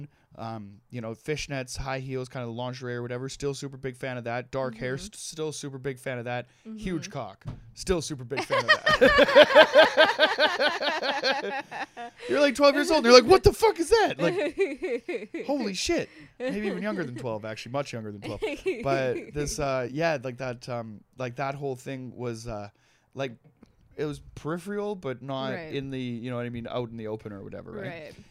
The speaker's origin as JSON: {"language": "English", "town": "Trail", "region": "British Columbia", "country": "Canada", "tie": "born or raised there", "said": "In Trail, there was this, there was like the dump, and it was basically like over the hill from the high school that I went"}